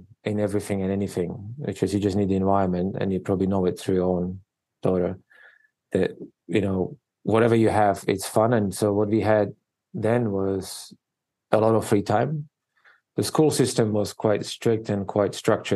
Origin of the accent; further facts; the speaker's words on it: Slovakia; English is a second language; moved away as an adult; also born or lived in New York City, United States; now in Honolulu, United States; I was born and raised in Eastern Europe, in Slovakia, which is part of former Czechoslovakia